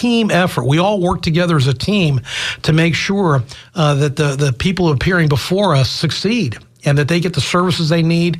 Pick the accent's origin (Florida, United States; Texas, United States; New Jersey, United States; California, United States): Florida, United States; Tampa; I was born and raised here in Tampa